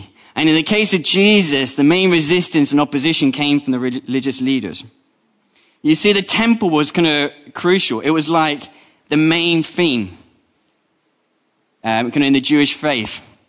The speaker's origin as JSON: {"language": "English", "country": "Colombia", "tie": "born there", "said": "I was born in the Republic of Colombia. I was the wrong color, the wrong language."}